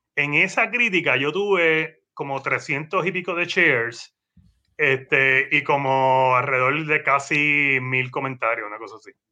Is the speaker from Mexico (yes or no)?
no; Guaynabo, Puerto Rico; para el periódico de mi pueblo, que es Guaynao.